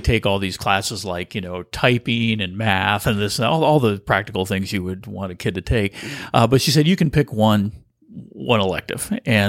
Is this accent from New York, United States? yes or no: no; Burlingame, California, United States; Well, I'm a native of California. In fact, I'm a third generation Californian.